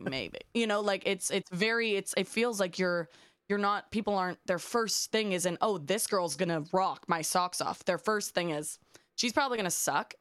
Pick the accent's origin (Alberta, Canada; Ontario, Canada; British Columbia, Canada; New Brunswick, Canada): Ontario, Canada; Toronto; I'm from Canada, I'm from Toronto